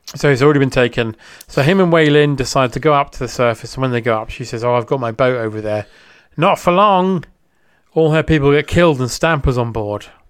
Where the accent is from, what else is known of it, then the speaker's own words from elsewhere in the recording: United Kingdom; as a British person